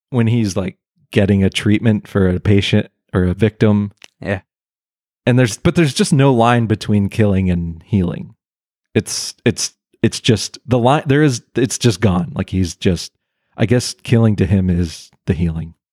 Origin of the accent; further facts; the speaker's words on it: Pennsylvania, United States; I'm I'm from Pennsylvania right.